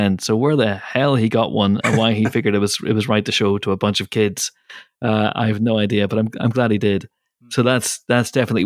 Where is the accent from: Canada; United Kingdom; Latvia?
United Kingdom; Banbridge, Northern Ireland; Banbridge, Northern Ireland, which is my hometown